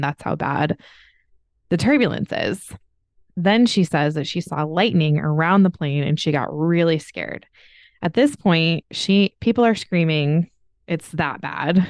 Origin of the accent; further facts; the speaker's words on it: United States; I'm from America